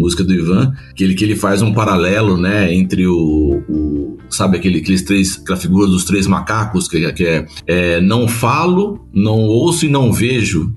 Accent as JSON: {"language": "Portuguese", "town": "São José dos Campos", "region": "São Paulo", "country": "Brazil", "said": "eu saí da ITEP nessa época para o mercado de trabalho já com 6 mil desempregados em São José dos Campos"}